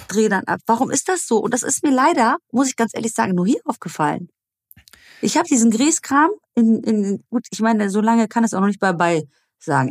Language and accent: German; Germany; bei uns in Deutschland